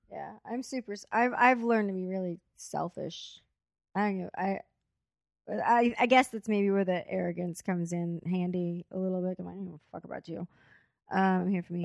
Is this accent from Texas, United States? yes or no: yes; Corpus Christi, Texas, United States; now in Los Angeles, United States; I'm here from L A, but I'm from Corpus Christi, Texas. Like, that's where I was born